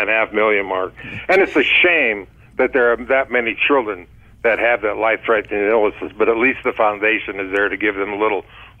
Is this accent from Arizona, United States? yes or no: yes; Prescott, Arizona, United States; this is my hometown, the city of Prescott